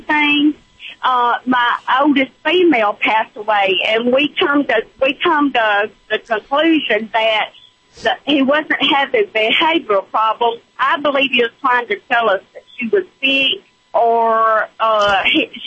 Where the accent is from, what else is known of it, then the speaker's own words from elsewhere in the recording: Mississippi, United States; I'm from Mississippi, not Texas